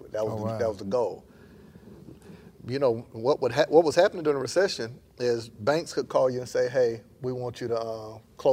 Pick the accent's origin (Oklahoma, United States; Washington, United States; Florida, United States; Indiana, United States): Florida, United States; Panama City; moved away as an adult; also born or lived in Tallahassee, Florida; now in Atlanta, United States; I'm from Panama City, Florida